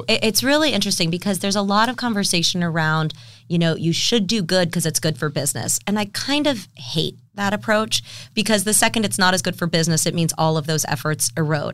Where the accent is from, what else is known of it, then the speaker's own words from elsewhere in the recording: San Diego, California, United States; I grew up in San Diego actually, and left for college